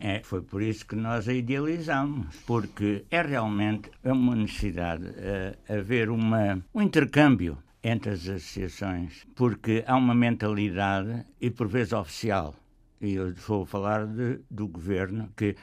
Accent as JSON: {"language": "Portuguese", "region": "Lisbon", "country": "Portugal", "moved": "as an adult", "lives_now": "Canada", "said": "eu a continuo a ser lisboeta, né? o facto de 50 anos fora, e sou muito português lá fora"}